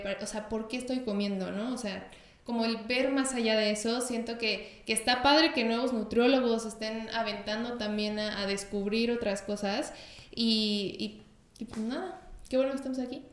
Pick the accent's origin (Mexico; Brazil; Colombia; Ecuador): Mexico; somos de México